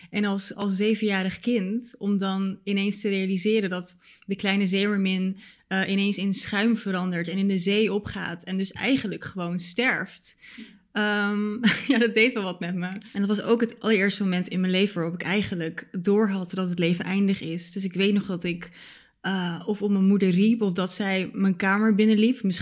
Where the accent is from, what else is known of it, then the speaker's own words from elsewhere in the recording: Bulgaria; born there; mijn ouders zijn allebei Bulgaars. En ik ben zelf ook geboren in Bulgarije.